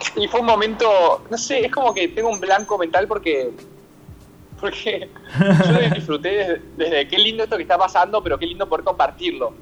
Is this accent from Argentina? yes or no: yes; Argentina; also born or lived in San Rafael, Mendoza, Argentina; sí nací en, en, San Rafael de Mendoza porque la familia mi papá vive allá y mi familia paterna tiene finca hace muchos años. Y, y bueno, entonces, pero me crié acá con mi mamá desde muy chico